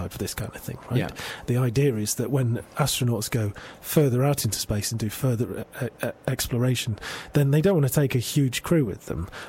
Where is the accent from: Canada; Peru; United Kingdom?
United Kingdom; Manchester, North West England; moved away; I'm from Manchester, and I occasionally go back, and I have friends there